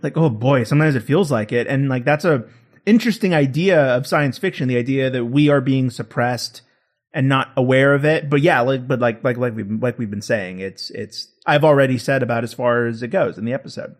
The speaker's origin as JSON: {"language": "English", "country": "United States", "said": "as an American in twenty eighteen"}